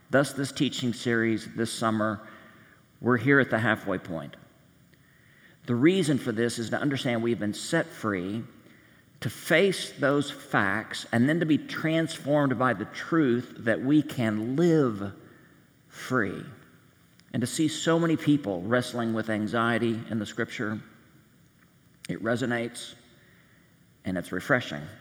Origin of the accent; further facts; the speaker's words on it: Kansas, United States; We're from Kansas, and if there's one thing we know how to do, it's have a good time. I live out of state, so I missed the party